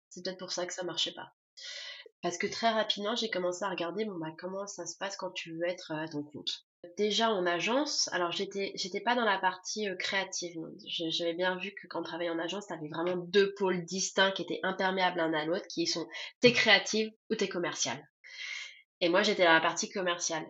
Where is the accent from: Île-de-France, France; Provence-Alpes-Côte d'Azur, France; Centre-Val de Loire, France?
Centre-Val de Loire, France; Tours; moved away as an adult; also born or lived in Grenoble / Paris / Turkey; now in Cologne, Germany; je viens de Tours